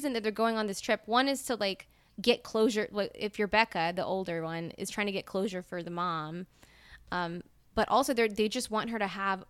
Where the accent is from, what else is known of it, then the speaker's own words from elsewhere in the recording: Mississippi, United States; Yeah, we're from Mississippi. We're from the South.